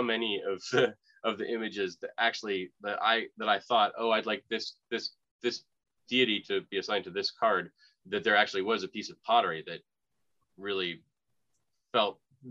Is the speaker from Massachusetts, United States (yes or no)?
yes; Boston, Massachusetts, United States; now in Florida, United States; I'm from Boston